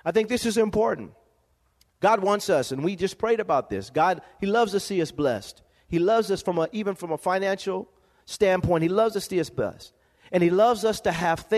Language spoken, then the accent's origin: English; Lompoc, California, United States; growing up in Lompoc, California, living in a one-bedroom home, apartment